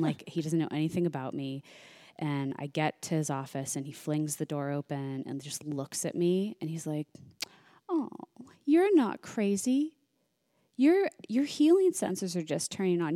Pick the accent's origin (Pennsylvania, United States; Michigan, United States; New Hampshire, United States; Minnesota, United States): Pennsylvania, United States; Pittsburgh; moved away as an adult; also born or lived in New York; now in Los Angeles, United States; I'm originally from Pennsylvania